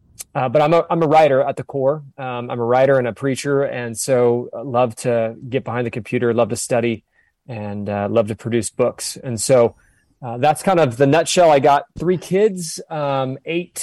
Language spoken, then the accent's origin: English; Southern California, United States; moved away as an adult; also born or lived in Orange County, California / Bend, Oregon; now in Sedona, United States; born and raised in Southern California, moved to Orange County for a period of time